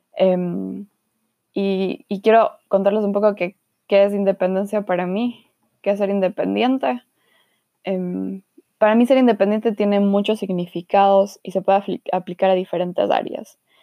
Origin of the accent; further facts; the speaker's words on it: Guayaquil, Guayas, Ecuador; moved away as an adult; also born or lived in Quito / Cuenca / Frankfurt / Marburg; now in Germany; nací en Quito, luego me mudé a Cuenca y luego me mudé a Guayaquil. Y ahí viví casi